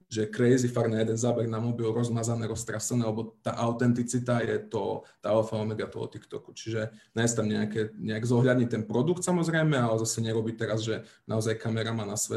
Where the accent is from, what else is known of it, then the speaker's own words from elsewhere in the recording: Slovakia; potom, že už sme Slováci, to už ten algoritmus sám vie, z aké krajiny sme to postovali